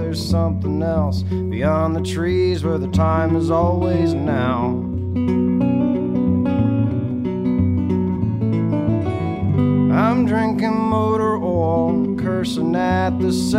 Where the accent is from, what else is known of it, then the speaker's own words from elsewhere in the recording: West Virginia, United States; moved away as an adult; also born or lived in Silver Spring, Maryland; now in Nashville, United States; Raised in West Virginia, yeah. I was actually born outside of D.C. in Silver Spring, Maryland. But I grew up in West Virginia.